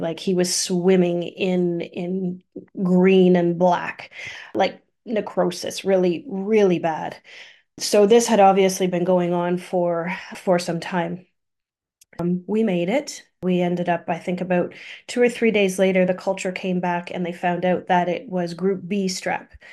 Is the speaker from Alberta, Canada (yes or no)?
no; Thunder Bay, Ontario, Canada; I grew up in Thunder Bay, born in Thunder Bay